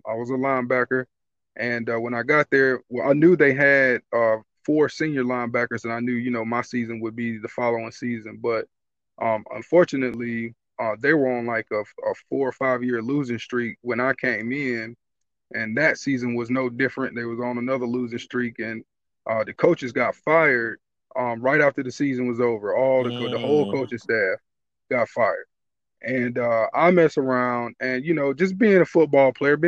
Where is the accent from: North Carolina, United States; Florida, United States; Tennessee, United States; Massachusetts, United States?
North Carolina, United States; Greensboro; now in Pittsburgh, United States; I'm from Greensboro, North Carolina